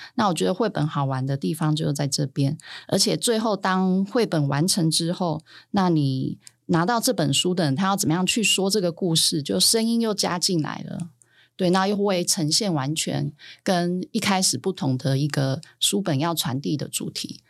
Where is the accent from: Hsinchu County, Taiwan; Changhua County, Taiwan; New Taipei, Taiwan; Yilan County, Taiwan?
New Taipei, Taiwan; Sanchong; 我就是在三重出生长大